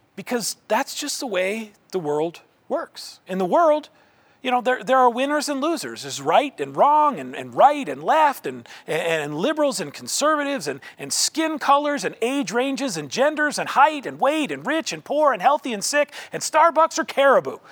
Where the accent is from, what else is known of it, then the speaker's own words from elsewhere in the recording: Indianola, Iowa, United States; my hometown of Indianola, Iowa